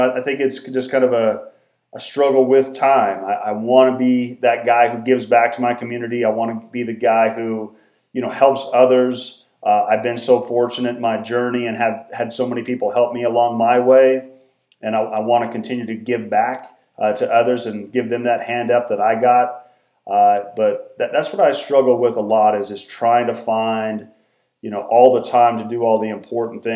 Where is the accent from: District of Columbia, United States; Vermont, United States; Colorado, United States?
Colorado, United States; Norwood; now in Denver, United States; I grew up in Southwest Colorado originally, a small town called Norwood